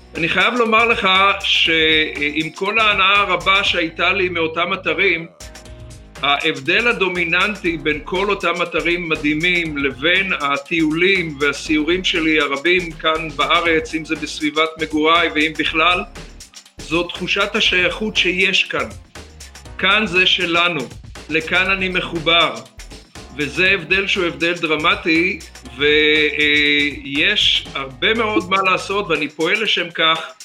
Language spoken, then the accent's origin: Hebrew; Kfar Bin Nun, Central District, Israel; also born or lived in Safed; בצפת, בגיל ארבע הגעתי לכפר, כפר בן נון היה אז יישוב ספר על הגבול עם ירדן